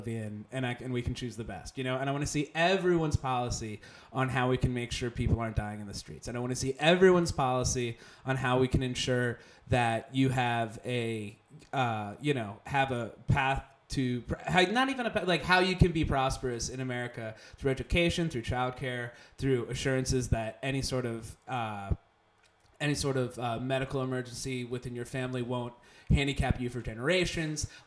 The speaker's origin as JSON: {"language": "English", "town": "West Chester", "region": "Pennsylvania", "country": "United States", "tie": "born or raised there", "also_born_or_lived": "Philadelphia, Pennsylvania", "moved": "as an adult", "said": "Westchester, Pennsylvania is suburban Philadelphia"}